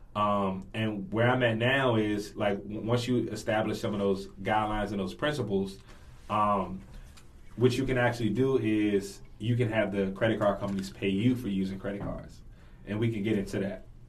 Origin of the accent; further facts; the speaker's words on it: Washington, District of Columbia, United States; born and raised in Washington D.C., native Washingtonian